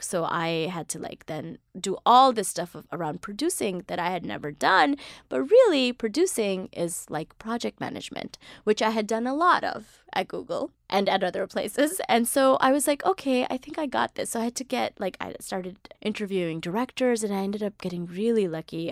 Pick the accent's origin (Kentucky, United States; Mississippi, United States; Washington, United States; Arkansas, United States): Mississippi, United States; now in New York City, United States; I grew up in Mississippi, so it was just black, white, and me